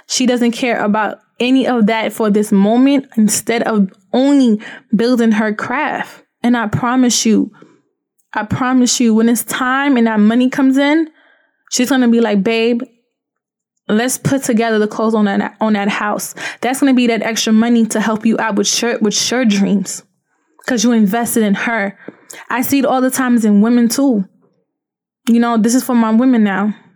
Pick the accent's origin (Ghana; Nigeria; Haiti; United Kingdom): Haiti; moved away; also born or lived in Florida; I come from Haiti.